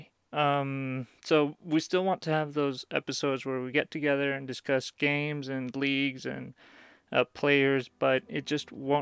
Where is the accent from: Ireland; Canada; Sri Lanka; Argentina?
Argentina; I was born in Argentina